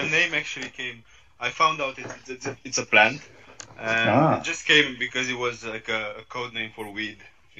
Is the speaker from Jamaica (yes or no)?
no; Romania; Romania. I'm from Romania.